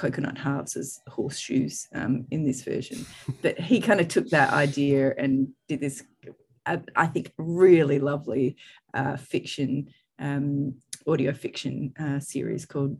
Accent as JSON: {"language": "English", "country": "Australia", "moved": "as an adult", "lives_now": "United Kingdom", "said": "as an Australian"}